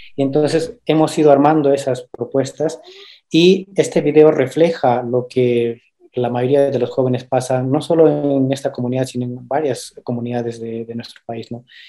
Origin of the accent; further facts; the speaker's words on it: Quingrapa, Huanta province, Ayacucho, Peru; yo vengo de la comunidad de Quingrapa, eh, la provincia de Huanta, del departamento de Ayacucho